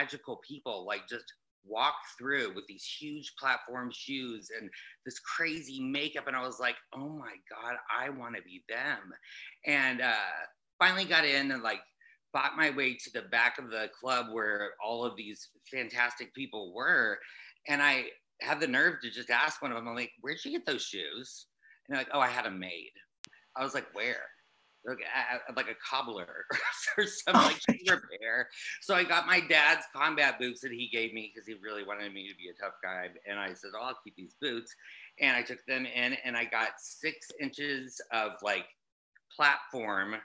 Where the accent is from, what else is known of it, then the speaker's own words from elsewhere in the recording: Tulsa, Oklahoma, United States; moved away; I am from Tulsa, Oklahoma, and I was this little gay boy raised by my mom and my aunt.